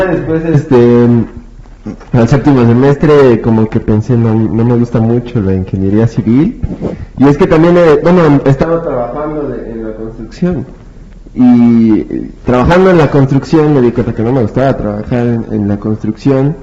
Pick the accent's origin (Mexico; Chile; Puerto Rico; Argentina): Mexico; nuestro deber como mexicanos